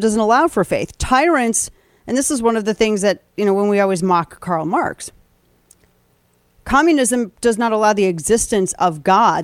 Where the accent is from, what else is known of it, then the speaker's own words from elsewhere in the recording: Missouri, United States; we're from Missouri and Illinois